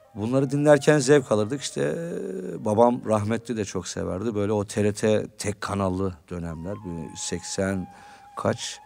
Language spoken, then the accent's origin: Turkish; Istanbul, Turkey; Ben Suadiye'de büyüdüm, Bağdat Caddesi'nde.